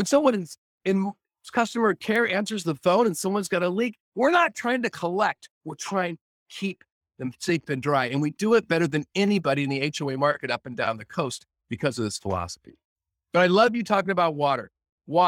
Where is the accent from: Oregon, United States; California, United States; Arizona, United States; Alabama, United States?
Oregon, United States; growing up in Oregon, growing up in a timber town